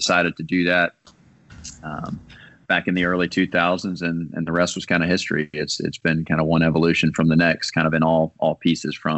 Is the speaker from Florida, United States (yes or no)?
yes; Tallahassee, Florida, United States; Was born and raised in Tallahassee